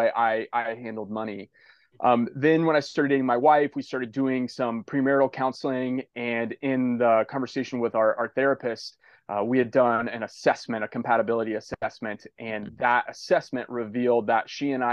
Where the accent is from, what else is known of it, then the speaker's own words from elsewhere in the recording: Indiana, United States; now in Malibu, United States; I grew up in a rural community in Indiana, a small farm town